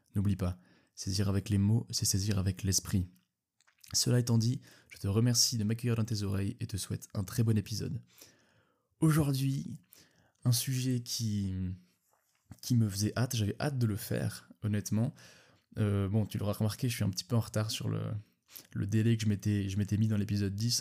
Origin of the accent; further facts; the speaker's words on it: Switzerland; je suis suisse